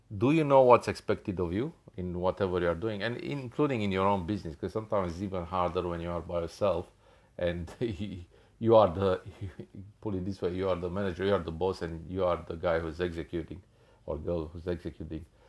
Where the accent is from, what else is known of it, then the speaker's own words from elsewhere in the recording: Australia; I'm from Australia